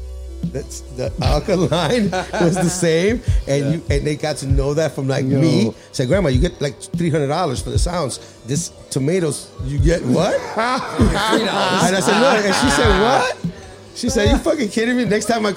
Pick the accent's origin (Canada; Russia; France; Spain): Spain; La Pineda, Catalonia; That's where I'm from. I'm from La Pineda.